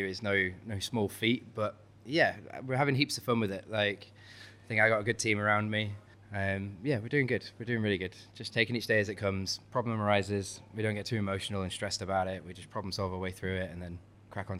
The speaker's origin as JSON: {"language": "English", "town": "Hull", "region": "Yorkshire and the Humber", "country": "United Kingdom", "moved": "yes", "said": "I'm from Hull, I'm from East Yorkshire"}